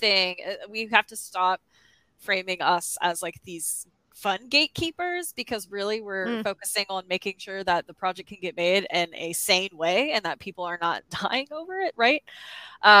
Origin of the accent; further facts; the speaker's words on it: the South, United States; I'm from the South